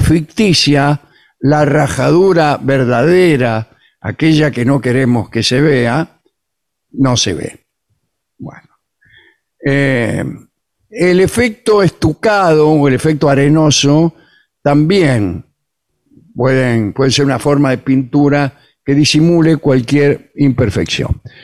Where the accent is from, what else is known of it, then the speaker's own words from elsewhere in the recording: Argentina; somos argentinos